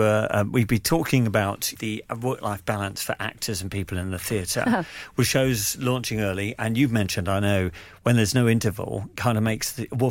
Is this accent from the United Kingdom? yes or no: yes; United Kingdom; I'm British.